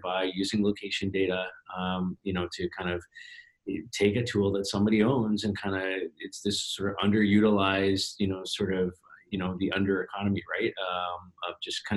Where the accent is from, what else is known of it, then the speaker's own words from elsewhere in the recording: Toronto, Ontario, Canada; my hometown here in Toronto